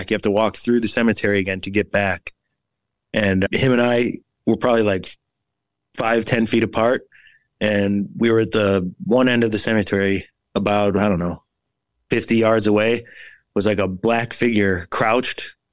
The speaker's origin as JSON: {"language": "English", "town": "Oak Forest", "region": "Illinois", "country": "United States", "said": "I'm from Illinois"}